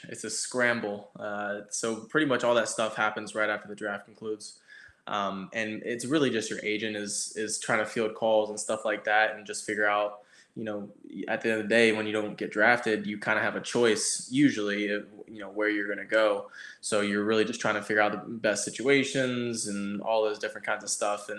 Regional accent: Charlotte, North Carolina, United States; also born or lived in Greenville, North Carolina; So I was born in Greenville, North Carolina. My parents were in college at the time. But I moved to Charlotte when I was 3 years old, and then lived all around Charlotte.

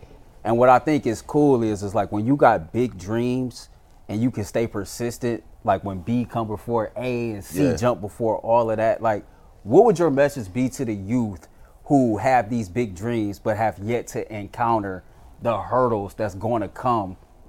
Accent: Cleveland, Ohio, United States; I'm from the east side of Cleveland. … from the east side of Cleveland.

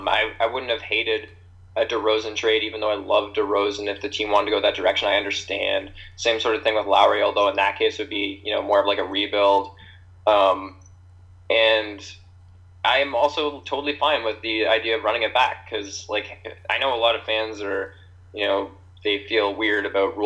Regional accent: Kincardine, Ontario, Canada; I'm from a small town called Kincardine, if anyone knows what that is. Probably not. It's about 3 hours from Toronto. It's a beach town.

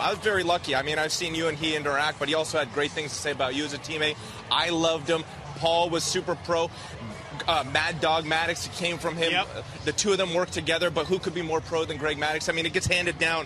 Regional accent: Canada; as a Canadian

